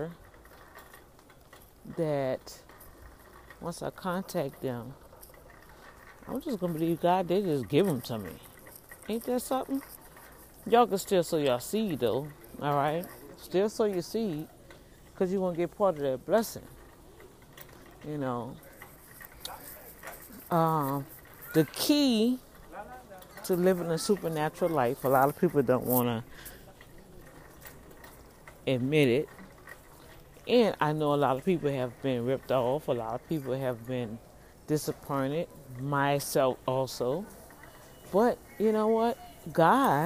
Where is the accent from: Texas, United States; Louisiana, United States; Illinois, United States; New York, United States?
Louisiana, United States; New Orleans; now in Houston, United States; I'm really from New Orleans